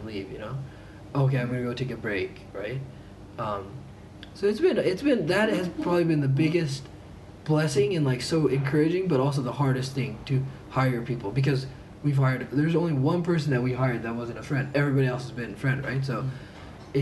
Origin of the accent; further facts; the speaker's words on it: Japan; we grew up in Japan